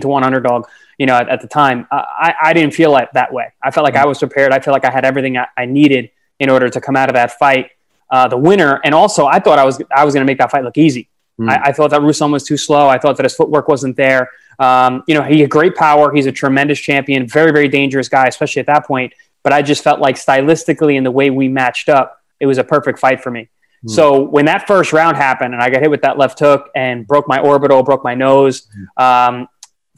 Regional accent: Long Island, New York, United States; I grew up on Long Island in New York

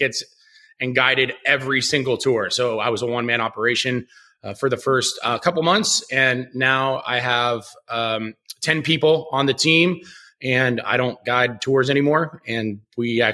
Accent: Pittsburgh, Pennsylvania, United States; moved away as an adult; now in Las Vegas, United States; I'm from Pittsburgh, Pennsylvania originally. I moved to Vegas in the beginning of 2011

